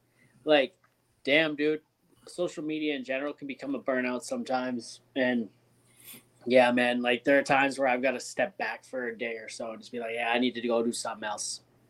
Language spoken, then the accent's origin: English; Ontario, Canada; moved away; we're from Ontario.